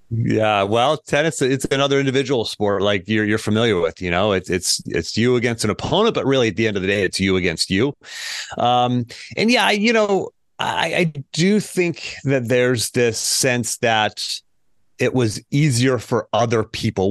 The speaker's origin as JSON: {"language": "English", "town": "Pittsburgh", "region": "Pennsylvania", "country": "United States", "tie": "born or raised there", "moved": "yes", "lives_now": "Charlottesville, United States", "said": "born and raised in Pittsburgh, Pennsylvania. Uh, I currently live in Charlottesville, Virginia"}